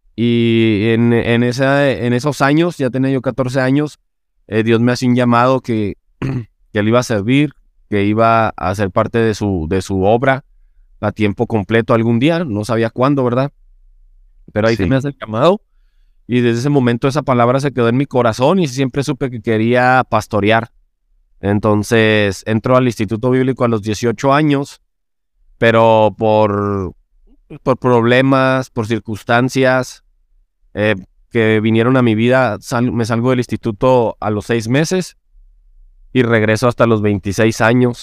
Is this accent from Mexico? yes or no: yes; Chihuahua, Mexico; yo soy de la capital, que también se llama Chihuahua, soy de Chihuahua, Chihuahua